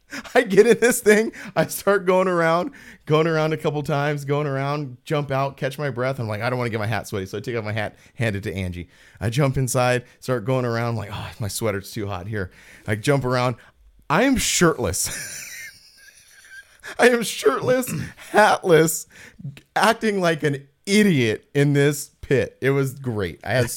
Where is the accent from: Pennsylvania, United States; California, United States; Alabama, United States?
California, United States; growing up in Southern California, seeing them in different places, like that's part of my fabric of who I am.